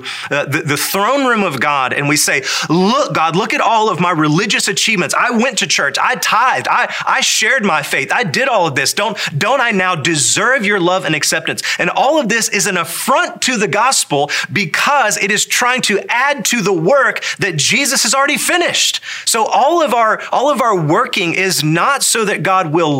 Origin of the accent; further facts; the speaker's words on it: the Bible Belt, United States; So born a red-blooded American, raised in the Bible Belt